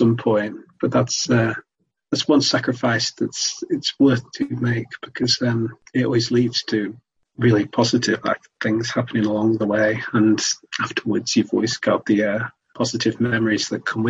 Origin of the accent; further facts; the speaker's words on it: Sale, North West England, United Kingdom; I am from Manchester area, sort of south Greater Manchester, more specifically in a town called Sale